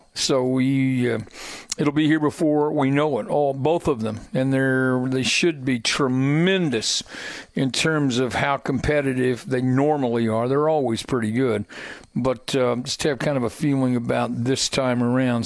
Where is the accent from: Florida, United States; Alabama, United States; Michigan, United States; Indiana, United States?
Indiana, United States; Hendricks County; I grew up in Hendricks County